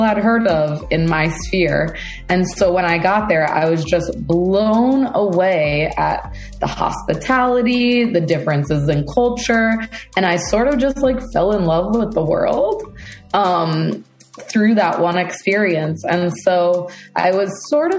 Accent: Connecticut, United States; moved away as an adult; also born or lived in Doha, Qatar / Thailand / South Korea / Saint Vincent; now in New York, United States; I'm from Connecticut, born and raised in America

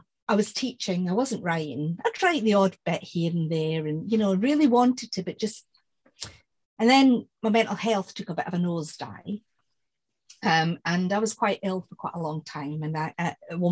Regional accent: Scotland, United Kingdom; moved away; I'm Scottish

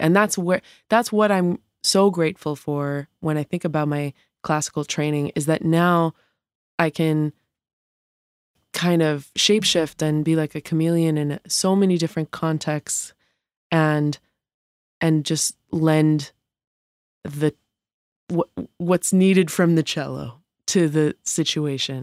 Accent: Montreal, Quebec, Canada; moved away; I grew up playing music from a young age. I'm from Montreal

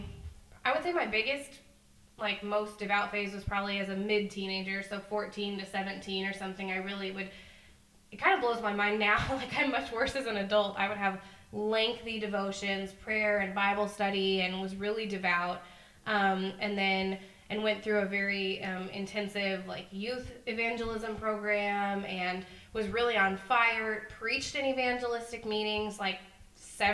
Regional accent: Texas, United States; moved away; I grew up in Texas with Emily, and then moved a bunch of places

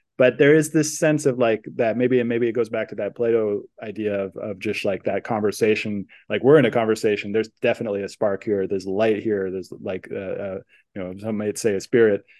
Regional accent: San Francisco Bay Area, California, United States; growing up in the San Francisco Bay Area

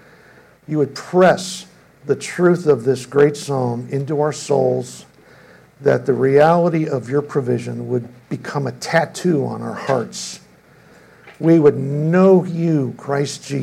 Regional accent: Chicago, Illinois, United States; moved away; I'm from Chicago

